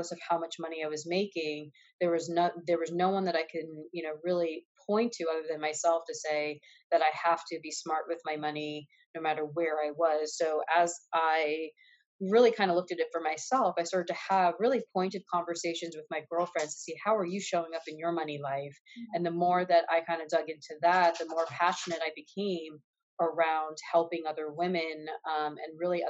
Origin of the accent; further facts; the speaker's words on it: New York, United States; now in Los Angeles, United States; I am here living in Los Angeles. I'm originally from New York.